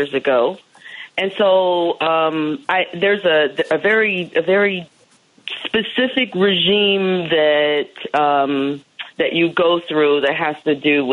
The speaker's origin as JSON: {"language": "English", "town": "Columbus", "region": "Ohio", "country": "United States", "tie": "born or raised there", "said": "I grew up in Ohio"}